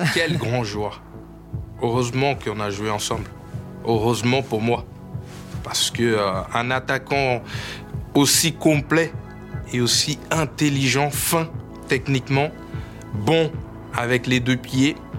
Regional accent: Rio de Janeiro, Brazil; French is a second language; moved away as an adult; je viens de Brésil. Je oui. Brésil, à Rio

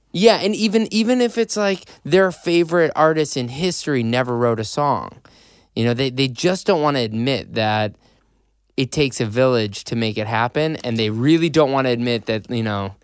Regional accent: Chicago, Illinois, United States; accent: Chicago

